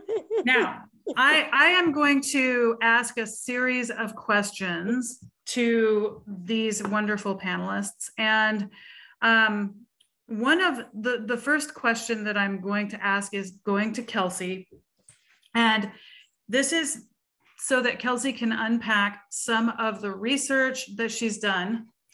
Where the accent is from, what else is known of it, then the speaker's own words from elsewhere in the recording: Seattle, Washington, United States; we are both from the Seattle region, which is under the auspices of the Washington Music Educators Association